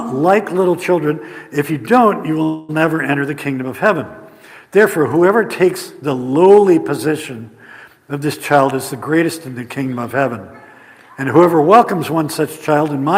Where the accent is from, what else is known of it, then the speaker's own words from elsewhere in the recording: Indiana, United States; We're from Flat, Indiana